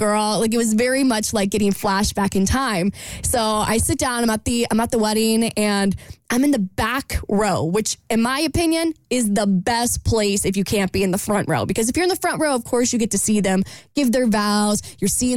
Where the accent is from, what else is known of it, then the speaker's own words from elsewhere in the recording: Jacksonville, United States; moved away; my hometown of Jacksonville